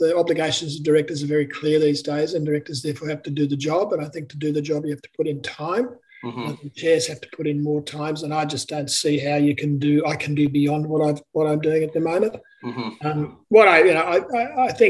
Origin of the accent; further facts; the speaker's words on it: Brisbane, Queensland, Australia; also born or lived in Sydney / Melbourne; I was born in Brisbane